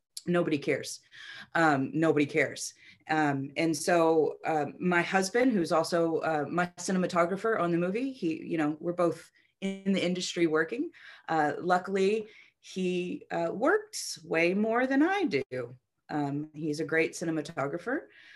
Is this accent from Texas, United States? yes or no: yes; Texas, United States; moved away as an adult; now in California, United States; Just because I came from Texas and I don't want to live in Hollywood